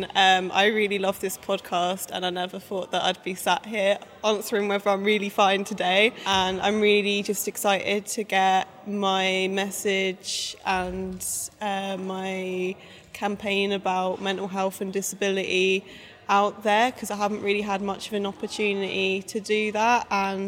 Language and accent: English; Essex, East of England, United Kingdom; moved away as an adult; also born or lived in Leeds; I'm from Essex